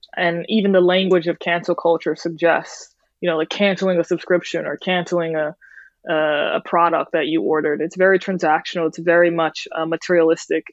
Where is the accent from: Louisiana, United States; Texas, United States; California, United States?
Louisiana, United States; New Orleans; moved away; I grew up in New Orleans, which is a hodgepodge of cultures in and of itself